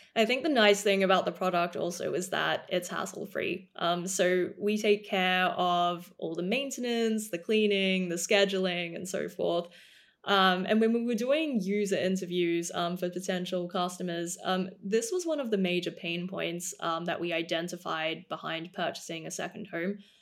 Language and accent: English; Melbourne, Victoria, Australia; moved away as an adult; also born or lived in Cambridge, United Kingdom / Oxford, United Kingdom / New York, United States / London, United Kingdom; I was born and raised in Australia for the first eighteen years of my life, um, so I grew up in Melbourne